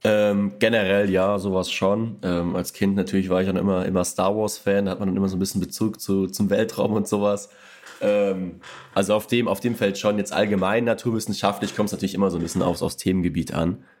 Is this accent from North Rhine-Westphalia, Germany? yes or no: no; Rhineland-Palatinate, Germany; ich komme auch quasi gebürtig äh, aus Rheinland-Pfalz